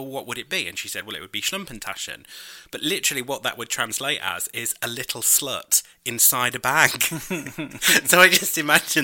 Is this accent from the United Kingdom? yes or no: yes; United Kingdom; I'm British